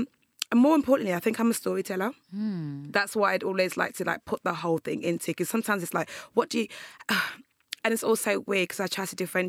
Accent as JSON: {"language": "English", "country": "Nigeria", "tie": "born or raised there", "also_born_or_lived": "England", "moved": "yes", "said": "So I was born there, and then I was second to Nigeria when I was about like one."}